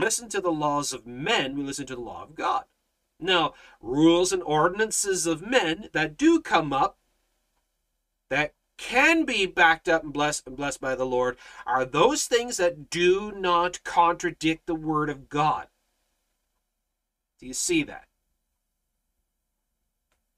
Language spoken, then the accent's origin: English; Canada